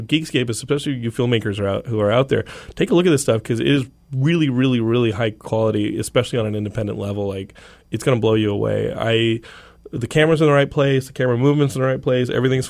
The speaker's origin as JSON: {"language": "English", "region": "Texas", "country": "United States", "said": "Ever? I'm from Texas. I know this."}